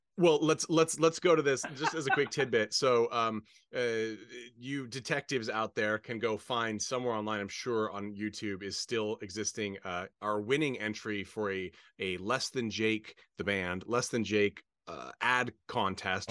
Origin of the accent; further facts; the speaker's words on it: Portland, Oregon, United States; now in Palm Springs, United States; I was born in Portland, Oregon, have lots of family in Roseburg